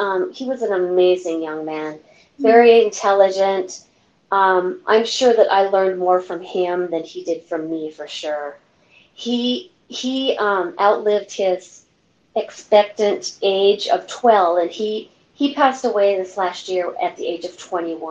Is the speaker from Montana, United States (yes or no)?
yes; Malta, Montana, United States; also born or lived in Zortman, Montana; I was born in Montana in a little town called Malta